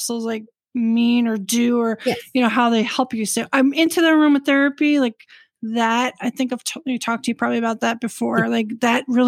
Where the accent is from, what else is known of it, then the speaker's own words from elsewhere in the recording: New York, United States; also born or lived in DC area; now in Washington, D.C. area, United States; I'm originally from New York. We don't talk to strangers